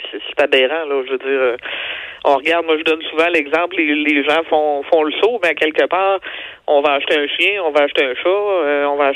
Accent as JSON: {"language": "French", "region": "Quebec", "country": "Canada"}